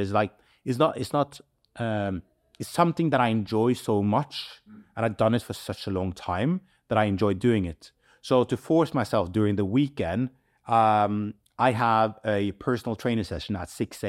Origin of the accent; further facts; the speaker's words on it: Manchester, North West England, United Kingdom; we are born and raised in Manchester. We are very proud about that, and we want to build a community, and we want to give back.